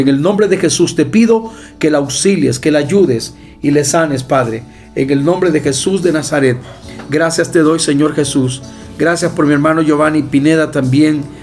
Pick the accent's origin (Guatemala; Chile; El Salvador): El Salvador; mi país